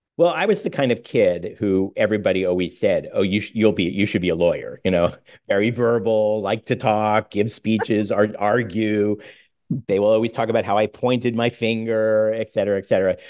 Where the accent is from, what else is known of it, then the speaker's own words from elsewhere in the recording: Pittsburgh, Pennsylvania, United States; also born or lived in New York; my parents later, uh, moved us to Pittsburgh